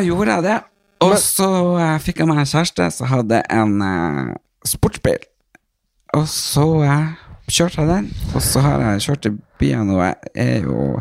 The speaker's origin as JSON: {"language": "Norwegian", "region": "Northern Norway", "country": "Norway", "tie": "born or raised there", "moved": "as an adult", "lives_now": "Oslo, Norway", "said": "jeg er fra Nord-Norge"}